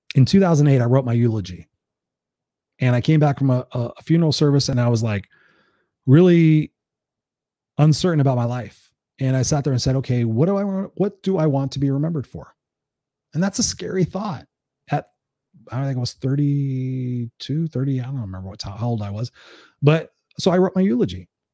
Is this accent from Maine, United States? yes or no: no; Anaheim, California, United States; also born or lived in Inglewood, Los Angeles; I grew up there for the first five or six years of my life in a predominantly black neighborhood. Moved to Anaheim